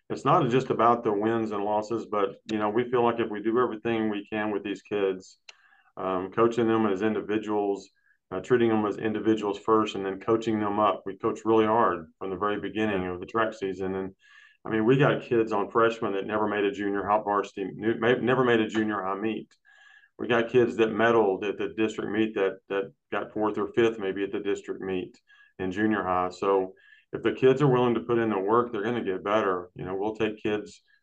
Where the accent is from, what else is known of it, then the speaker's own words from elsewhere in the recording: Brownwood, Texas, United States; I'm from uh, Brownwood.